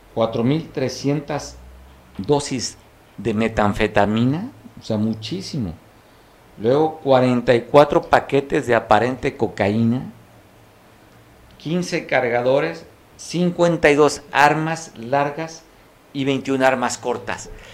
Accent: Costa, Guerrero, Mexico; Es que soy costeño

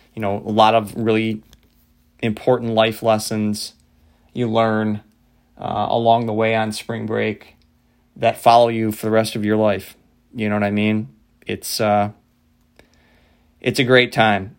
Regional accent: Midwest, United States; a bunch of pasty white Irish kids growing up in the Midwest

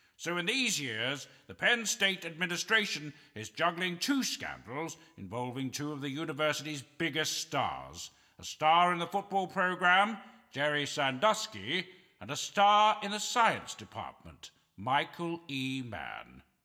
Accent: Canada; I'm a Canadian on his last legs

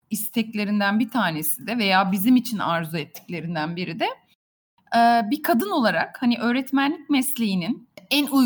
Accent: İzmir, Turkey; born there; E, çok kısa bahsedeyim. 1979 İzmir doğumluyum.

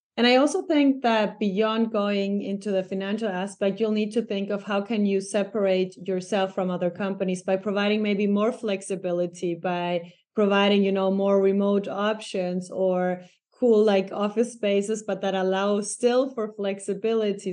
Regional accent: Ecuador; moved away as an adult; now in Germany; in my hometown, eh, in Ecuador

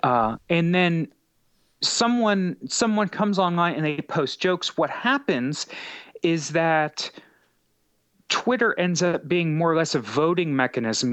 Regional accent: United States; growing up in America, in the capitalist society

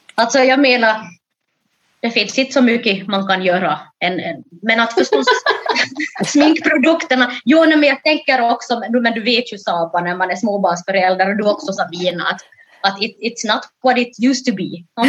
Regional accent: Jakobstad, Ostrobothnia, Finland; also born or lived in Ethiopia; Jag är alltså då från Jakobstad

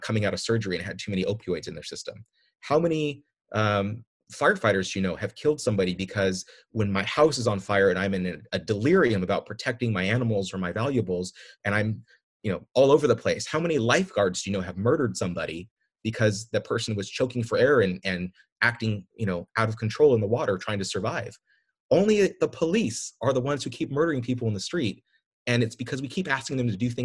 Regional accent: San Diego, California, United States; moved away; also born or lived in Coronado / Pacific Grove / San Jose / San Luis Obispo; I grew up in San Diego, but my dad was a government employee. He worked for the federal government, and so we transferred from Coronado up to the Naval Postgraduate School. I ended up going to Pacific Grove High

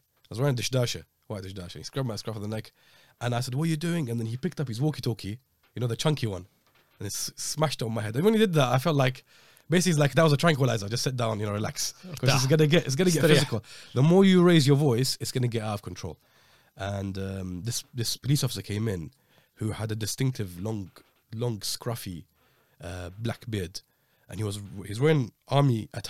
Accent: United Kingdom; because we said we're British

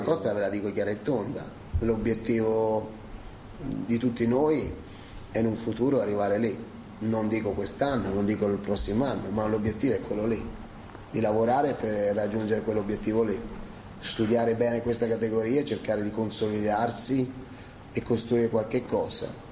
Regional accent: Fucecchio, Tuscany, Italy; moved away; Fucecchio è il mio paese

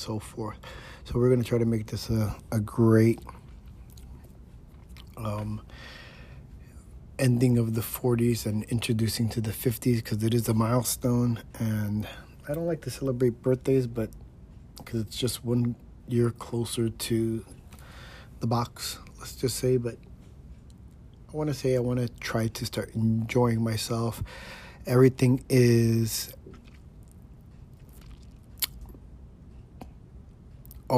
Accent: New York City, New York, United States; moved away; I am from New York City

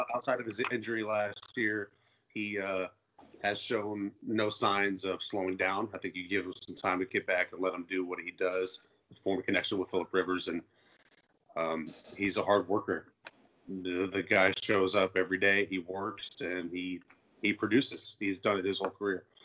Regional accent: Indianapolis, Indiana, United States; I was raised in Indianapolis, Indiana

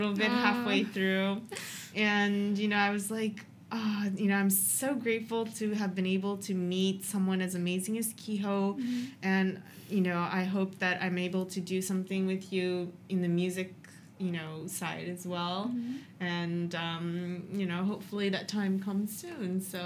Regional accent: United States; now in Japan; I grew up in America and came to Japan

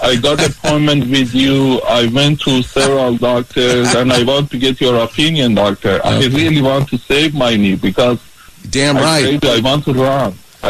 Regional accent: Iran; English is a second language; moved away as an adult; also born or lived in Boston; now in Los Angeles, United States; I'm originally Iranian

